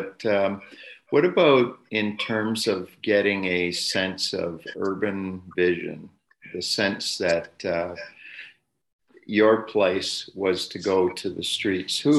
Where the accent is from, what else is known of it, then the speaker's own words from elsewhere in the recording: Sudbury, Ontario, Canada; moved away as an adult; I grew up in Sudbury.